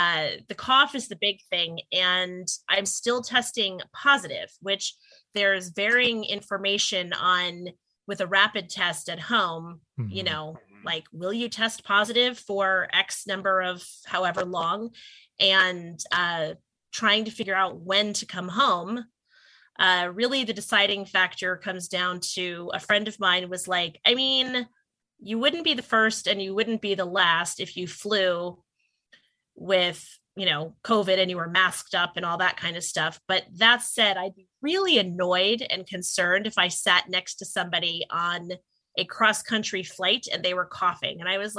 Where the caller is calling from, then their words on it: Pennsylvania, United States; long story and long way about of saying I am zooming in from Pennsylvania.